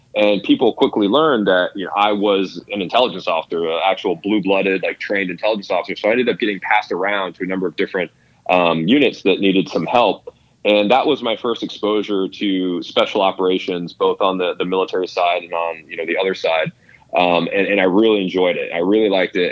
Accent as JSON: {"language": "English", "town": "Albuquerque", "region": "New Mexico", "country": "United States", "tie": "born or raised there", "also_born_or_lived": "Los Angeles, California", "said": "I was born in Los Angeles, but uh, I don't claim it as home. I actually grew up in Albuquerque, New Mexico"}